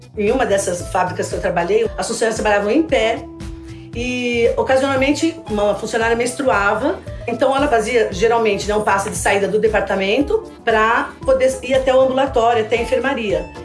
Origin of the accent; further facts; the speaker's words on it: São Paulo, Brazil; Eu sou de São Paulo, estou aposentada agora e estou dando consultoria.